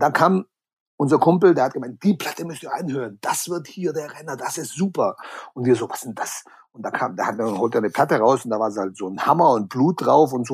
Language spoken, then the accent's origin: German; Balingen, Baden-Württemberg, Germany; first language German; moved away; die heißt Balingen. Da gibt's doch dieses okay. Festival, glaube ich, Bang Your Head oder sowas. Genau, genau, ja. Genau. Da bin ich aufgewachsen. Da war ich 16 Jahre lang